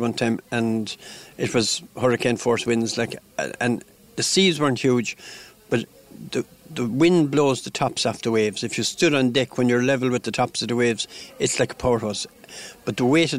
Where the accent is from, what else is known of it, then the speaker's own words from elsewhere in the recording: Limerick, Munster, Ireland; I was born in Limerick